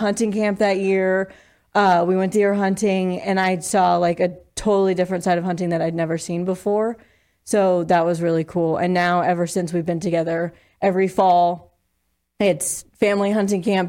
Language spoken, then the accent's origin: English; Eastern Plains, Colorado, United States; moved away as an adult; also born or lived in Laramie, Wyoming; now in Sheridan, United States; I'm originally from Colorado. Grew up on the Eastern Plains, and then I moved to Laramie for college